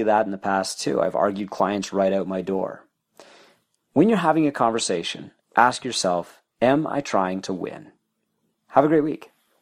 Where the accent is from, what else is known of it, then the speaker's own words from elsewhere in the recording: Canada; I'm Canadian